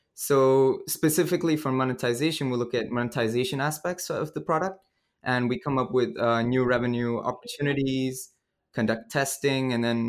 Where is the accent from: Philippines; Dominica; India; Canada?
India; also born or lived in Cambodia / Vietnam; I've been pretty much grew up all around Asia. So I'm originally from India, and I grew up in Cambodia and Vietnam as well.